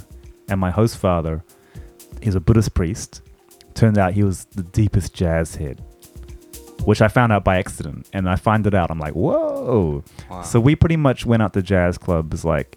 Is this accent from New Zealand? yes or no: yes; New Zealand; now in Japan; the house I grew up in New Zealand was very bicultural